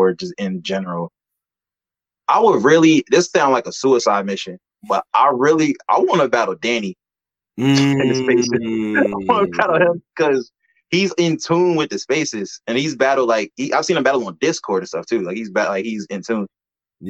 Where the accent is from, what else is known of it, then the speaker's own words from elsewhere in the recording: Cambridge, Maryland, United States; I'm from Cambridge, Maryland. I'm from the Eastern Shore of Maryland